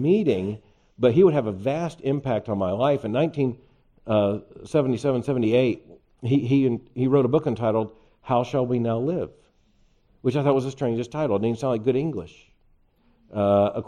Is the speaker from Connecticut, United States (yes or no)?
no; Lakeland, Florida, United States; I was born in Lakeland, Florida, central part of the state